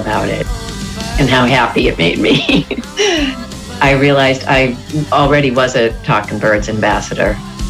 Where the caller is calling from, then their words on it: Newport, Rhode Island, United States; I'm calling from Newport, Rhode Island.